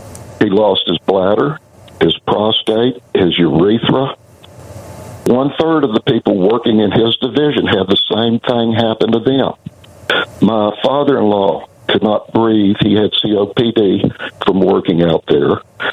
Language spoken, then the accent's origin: English; Oak Ridge, Tennessee, United States; I grew up in the Secret City. I live here now.